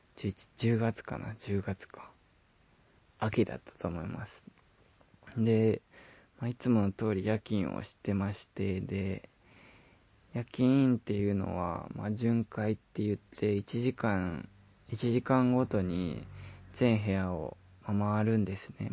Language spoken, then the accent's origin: Japanese; Shizuoka, Japan; moved away; 静岡、地元に帰ろう